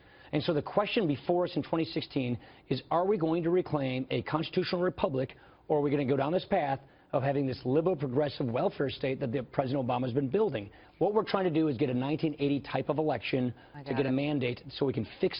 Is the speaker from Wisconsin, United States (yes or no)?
yes; Wisconsin, United States; I come from Wisconsin. It's cold.